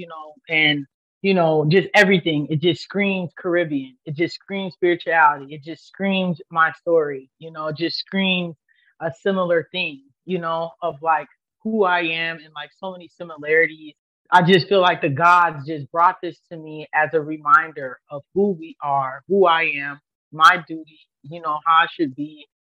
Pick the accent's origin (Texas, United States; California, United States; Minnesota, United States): Minnesota, United States; St. Paul; also born or lived in Atlanta; I'm from St. Paul, Minnesota. I'm Haitian American.